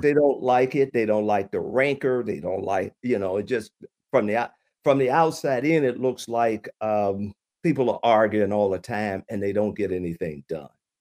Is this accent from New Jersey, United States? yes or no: no; Chattanooga, Tennessee, United States; moved away as an adult; now in Michigan, United States; I'm originally from Chattanooga, Tennessee.